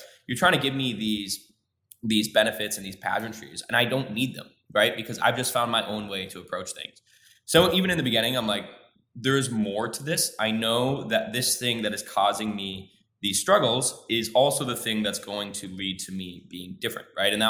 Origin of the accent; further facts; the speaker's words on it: Midwest, United States; I grew up in the Midwest. It's dark most of the year. It's cold.